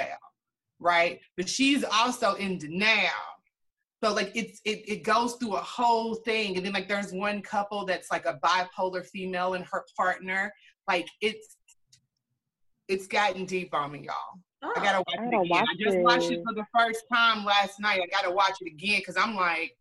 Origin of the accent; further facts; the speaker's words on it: Louisville, Kentucky, United States; I am from Louisville, Kentucky